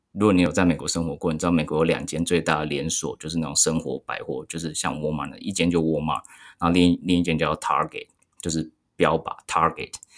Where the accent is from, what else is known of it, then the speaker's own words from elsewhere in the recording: Taichung, Taiwan; moved away; 我是台中人，那我是住在旧台中县的地方